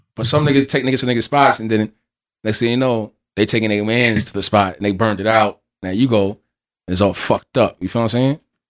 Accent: Allentown, Pennsylvania, United States; I'm from Allentown, Pennsylvania.

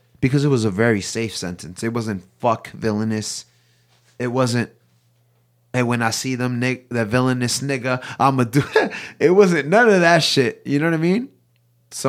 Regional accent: New York City, New York, United States; I grew up on Townsend Avenue in fucking Jerome in the Bronx in the 80s

